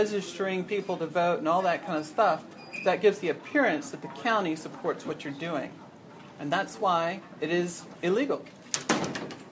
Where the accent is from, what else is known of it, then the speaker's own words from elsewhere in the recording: Pasadena, Texas, United States; I grew up in Pasadena, just down from the Klan